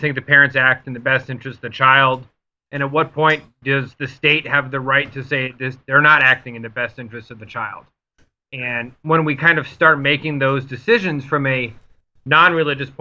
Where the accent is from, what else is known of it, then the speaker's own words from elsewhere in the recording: Connecticut, United States; now in Ohio, United States; I'm originally from Connecticut. Now I reside in Ohio